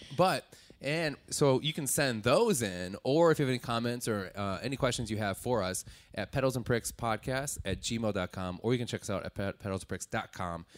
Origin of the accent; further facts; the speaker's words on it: Wisconsin, United States; I'm from Wisconsin